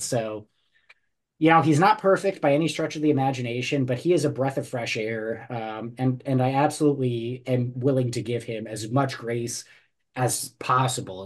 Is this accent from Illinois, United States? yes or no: no; New Jersey, United States; I grew up in New Jersey